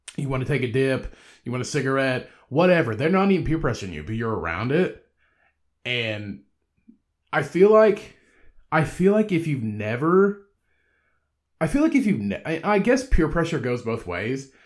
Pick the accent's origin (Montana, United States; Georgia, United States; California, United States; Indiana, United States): Indiana, United States; where I'm from in my hometown which is just a short drive away from where I live now, uh, like thirty minutes away